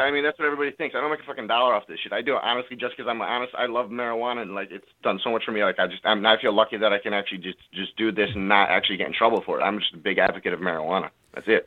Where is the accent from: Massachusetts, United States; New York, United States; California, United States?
California, United States; now in Connecticut, United States; I'm actually from California.